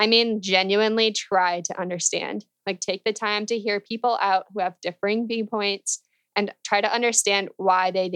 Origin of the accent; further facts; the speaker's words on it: Illinois, United States; moved away as an adult; also born or lived in Indiana; now in New York City, United States; I grew up in Illinois in a family of Democrats